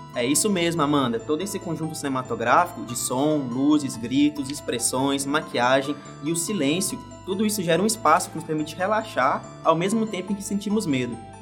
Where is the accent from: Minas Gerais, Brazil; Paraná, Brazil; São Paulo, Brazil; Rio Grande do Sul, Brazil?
Minas Gerais, Brazil; eu que sou mineiro do interior